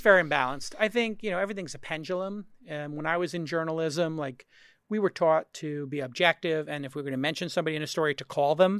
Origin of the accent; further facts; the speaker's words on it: New York City, New York, United States; I'm from Brooklyn